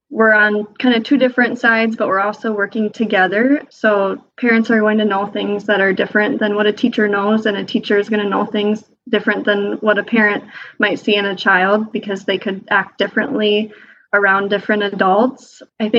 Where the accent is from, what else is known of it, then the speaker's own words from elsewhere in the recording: Austin, Minnesota, United States; also born or lived in Decorah, Iowa; I am from Austin, Minnesota. It is a town of about 27,000 people just south of Minneapolis, a couple hours